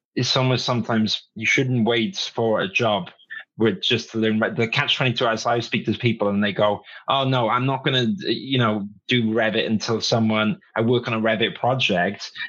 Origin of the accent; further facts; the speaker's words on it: Wales, United Kingdom; I grew up in Wales